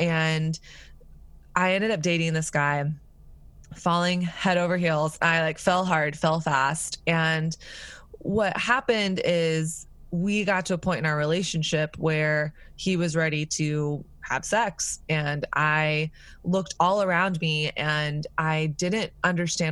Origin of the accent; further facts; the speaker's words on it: the South, United States; moved away; also born or lived in New York; I grew up in the South